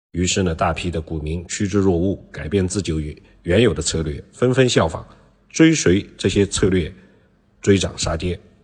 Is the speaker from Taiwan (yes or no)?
no; China; 我们中国人